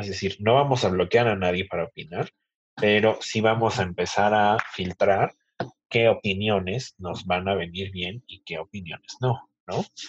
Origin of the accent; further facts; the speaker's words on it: Mexico; así somos los mexicanos